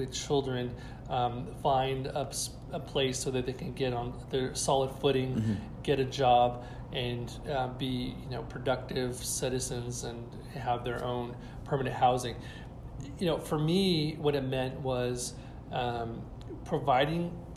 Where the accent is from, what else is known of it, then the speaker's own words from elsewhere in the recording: Bakersfield, California, United States; when I grew up in Bakersfield, it was much smaller than it is today, mm-hmm. and went to East Bakersfield High School